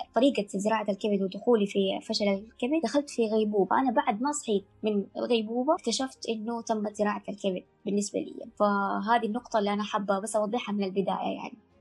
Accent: Mecca, Makkah Province, Saudi Arabia; انا طبعا من مكه

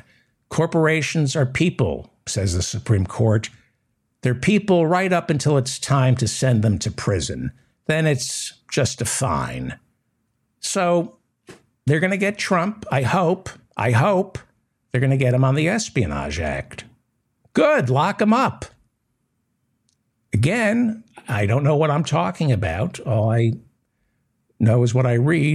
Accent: New York City, New York, United States; I was raised in New York City

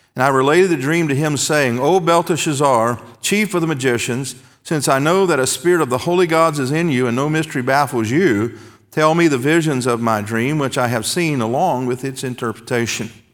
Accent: the South, United States; When I was a boy growing up in Baptist churches in the South

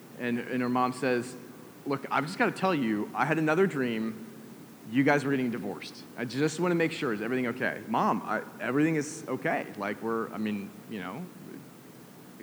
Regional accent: Atlanta, Georgia, United States; I'm a kid from Atlanta

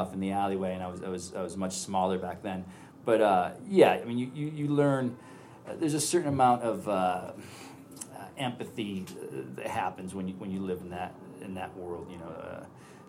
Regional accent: San Francisco, California, United States; I'm from San Francisco

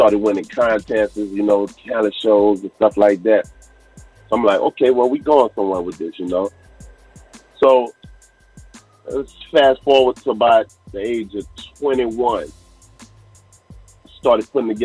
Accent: Crowley, Louisiana, United States; growing up in Crowley as a kid, man, we had so much fun

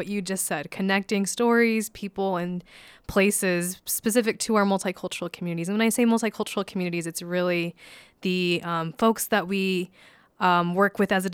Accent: Utah, United States; I grew up here in Utah, born and raised

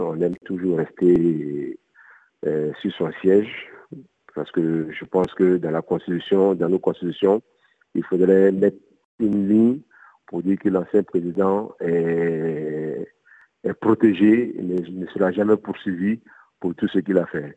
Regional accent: Côte d’Ivoire; now in Mali; j'ai grandi en Côte d'Ivoire. Je suis arrivé au Mali en 95

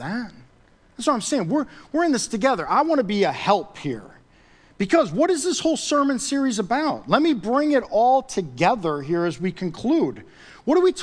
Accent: United States; being an American

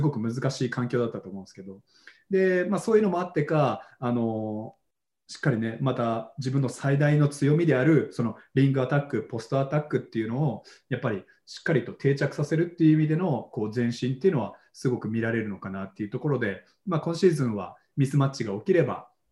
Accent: Tokyo, Japan; born or raised there; also born or lived in New York, United States

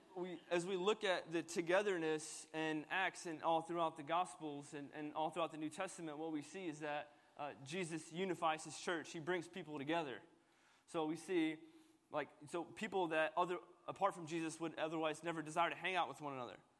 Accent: United States; i was born in America, so I'm Palestinian American

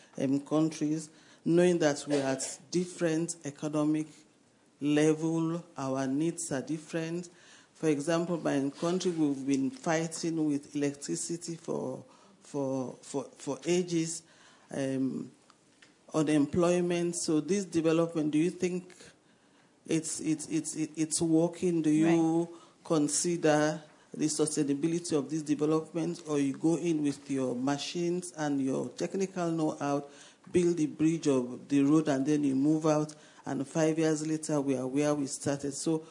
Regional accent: Sierra Leone; I am from Sierra Leone. Mostly Sierra Leone is a small country in Africa

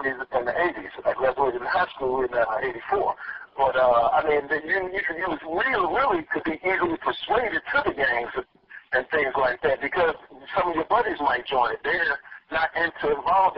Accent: Chicago, Illinois, United States; growing up in Chicago on the South Side

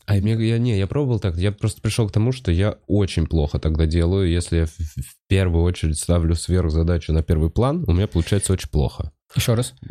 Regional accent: Moscow, Russia; Я москвич, я ебу.

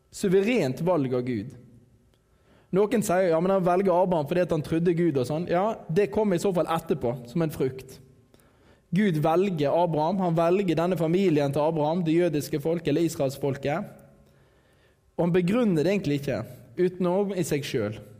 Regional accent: Radøy, Vestland, Norway; jeg er fra Radøy

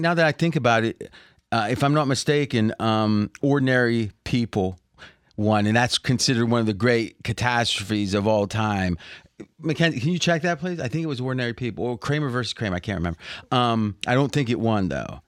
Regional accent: Ohio Valley, United States; we grew up in the Ohio Valley

